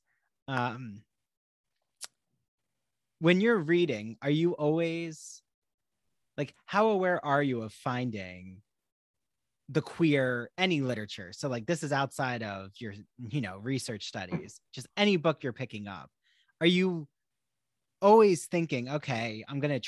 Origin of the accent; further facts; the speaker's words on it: New Jersey, United States; growing up in New Jersey.